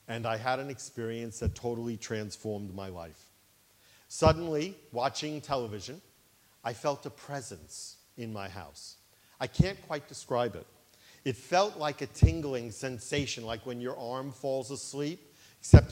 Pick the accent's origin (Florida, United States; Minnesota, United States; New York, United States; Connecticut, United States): New York, United States; New York City; When I was a child growing up in Brooklyn, New York, I grew up in a Jewish family